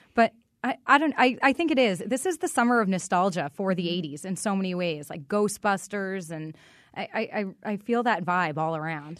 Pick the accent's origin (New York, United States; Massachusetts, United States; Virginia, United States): Massachusetts, United States; Boston; also born or lived in Newton, Massachusetts; now in Connecticut, United States; I grew up in Boston